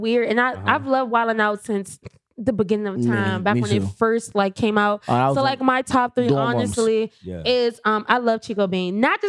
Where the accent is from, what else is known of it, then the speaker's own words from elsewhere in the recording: Jamaica; Oh, yeah. I'm Caribbean, so my aunt made me a costume. I'm Jamaican.